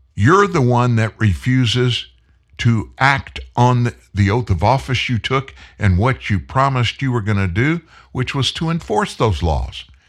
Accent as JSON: {"language": "English", "region": "Texas", "country": "United States", "tie": "born or raised there", "said": "I was born in Texas. I'm a native Texan."}